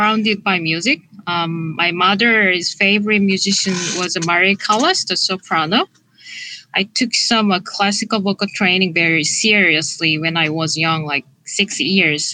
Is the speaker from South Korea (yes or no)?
yes; South Korea; moved away as an adult; also born or lived in Boston / New York; I'm originally from Korea.